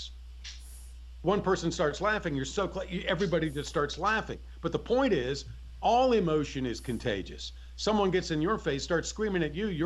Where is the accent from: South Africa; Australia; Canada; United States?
United States; Newport News, Virginia; moved away; my hometown of Newport News, Virginia